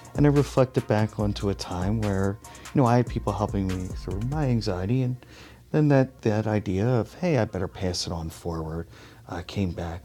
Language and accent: English; Philadelphia, Pennsylvania, United States; I'm originally from Philadelphia, Philadelphia region